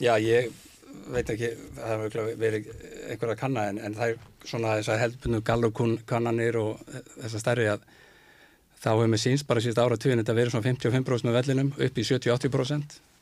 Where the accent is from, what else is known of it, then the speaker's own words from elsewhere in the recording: Seltjarnarnes, Capital Region, Iceland; ég úlst upp út seldjarnesi